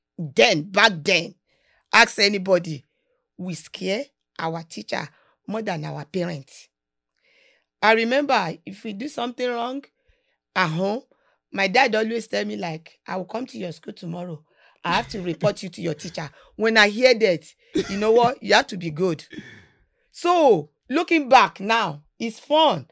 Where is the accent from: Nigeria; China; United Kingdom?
Nigeria; moved away as an adult; now in United States; growing up in Nigeria, when we are young.